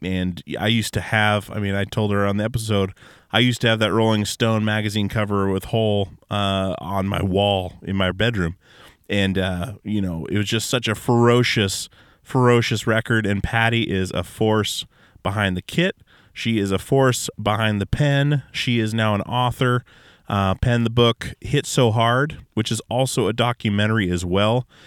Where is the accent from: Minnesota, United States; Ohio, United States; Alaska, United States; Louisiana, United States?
Alaska, United States; born or raised there